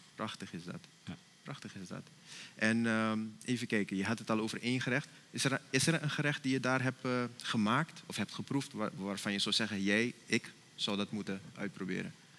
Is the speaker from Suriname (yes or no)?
yes; Suriname; now in Netherlands; als Surinamers zijnde